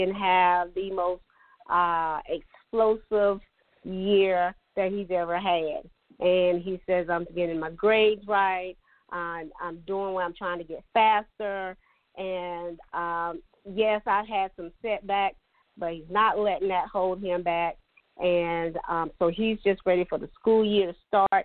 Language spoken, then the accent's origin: English; Latta, South Carolina, United States; I'm from Dillon County. I'm from Latta.